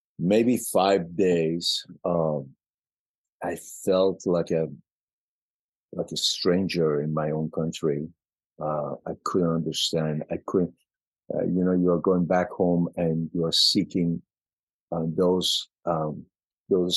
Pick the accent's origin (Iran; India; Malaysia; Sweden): Iran; Mashhad, Razavi Khorasan; English is a second language; moved away as an adult; also born or lived in Germany; now in United States; I was born in Mashhad, Iran